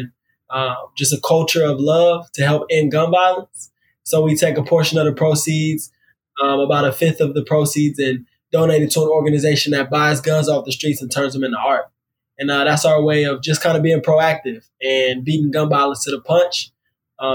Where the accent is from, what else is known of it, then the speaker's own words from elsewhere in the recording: DeSoto, Texas, United States; also born or lived in Seattle, Washington / Washington, D.C.; I have the city in Dallas, which I grew up in, called DeSoto.